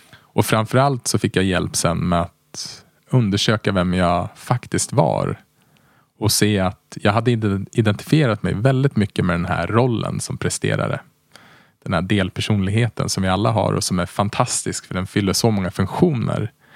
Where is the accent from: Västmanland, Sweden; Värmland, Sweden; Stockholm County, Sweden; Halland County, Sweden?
Västmanland, Sweden; Västerås; moved away as an adult; also born or lived in Uppsala; jag är uppvuxen i Västerås och sen flyttade jag till Uppsala där jag läste ekonomi